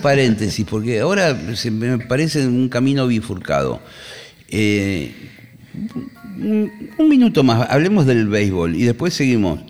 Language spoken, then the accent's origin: Spanish; Monte Grande, Buenos Aires Province, Argentina; Yo soy nacido en Monte Grande, vivo en Monte Grande hoy en día. nunca me fui.